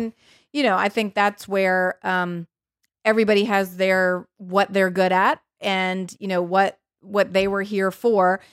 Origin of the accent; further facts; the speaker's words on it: New Orleans, Louisiana, United States; moved away; I'm from New Orleans, um, and I just went home